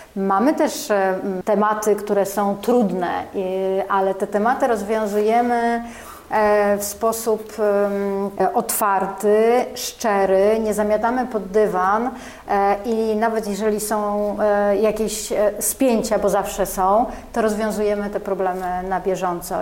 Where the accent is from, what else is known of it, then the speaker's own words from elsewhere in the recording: Warsaw, Masovian Voivodeship, Poland; Ja jestem warszawianką, e, tak. jestem, ale czuję się z krwi kości, e, tak. Tu się, w Warszawie się urodziłam